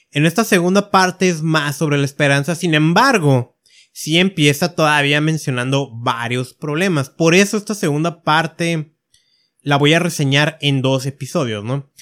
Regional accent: Mexico; yo que estoy en México

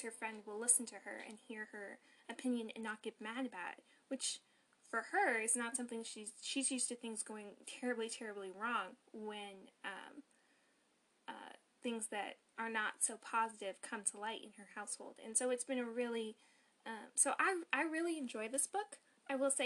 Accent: North Carolina, United States; I'm also from North Carolina

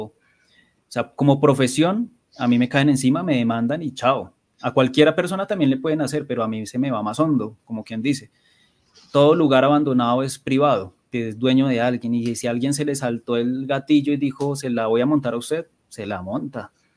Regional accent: Bogotá, Colombia; crecí en Bosa

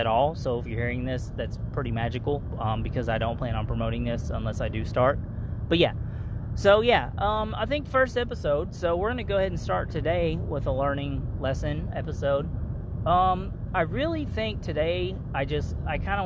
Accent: Kentucky, United States; I'm from Kentucky. Everybody, like, basically poor is the norm where I'm from.

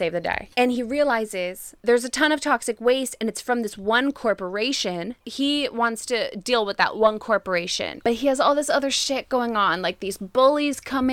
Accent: New Jersey, United States; I'm from New Jersey.

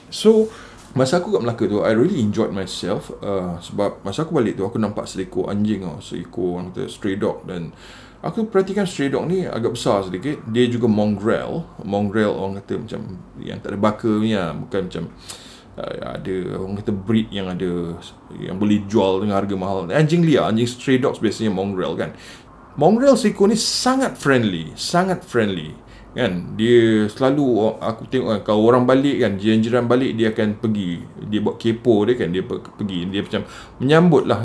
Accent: Singapore; sebab masa aku kecil-kecil dulu kita orang duduk kat Singapura kan Navy base kat Singapura and datuk aku dari Muar

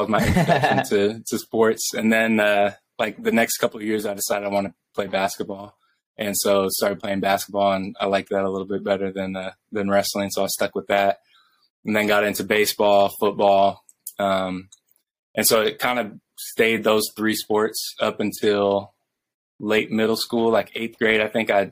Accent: Bellevue, Washington, United States; I went to Newport, so it's like South Bellevue

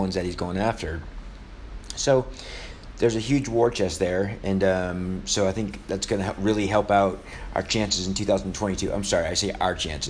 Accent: New Orleans, Louisiana, United States; In my hometown

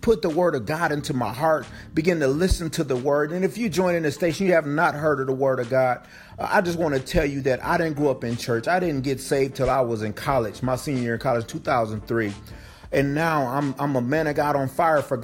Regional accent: Flint, Michigan, United States; born and raised in Flint, Michigan

